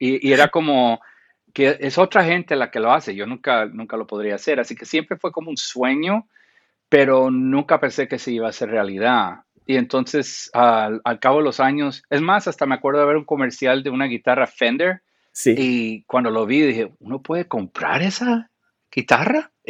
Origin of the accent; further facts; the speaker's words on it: Guatemala; also born or lived in Costa Rica / Panama; yo crecí en Centroamérica, en Guatemala, en Costa Rica y en Panamá de niño.